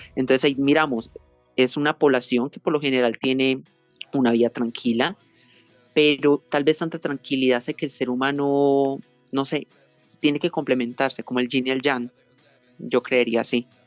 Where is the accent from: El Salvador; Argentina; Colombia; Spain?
Colombia; also born or lived in Pereira, Risaralda; yo soy de Colombia, eh, vivo en la ciudad de Pereira, en el departamento de Risaralda